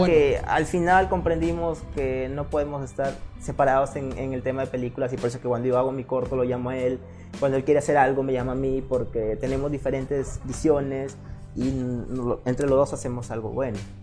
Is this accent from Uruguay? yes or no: no; Sullana, Piura, Peru; yo soy muy, muy, muy hogareño, muy local. Es más, yo, a mí, yo he tenido propuesta de ir a hacer cine a Lima un montón de veces. Pero yo he dicho, no, ¿por qué no hacer cine de Suyana